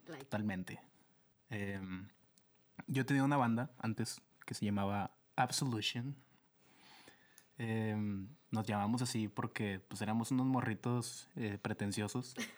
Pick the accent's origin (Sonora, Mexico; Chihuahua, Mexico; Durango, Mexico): Durango, Mexico; Lerdo; moved away as an adult; also born or lived in Torreón, Coahuila; now in Monterrey, Mexico; vengo de Lerdo Durango, que es uno de los lugares más hermosos de la tierra.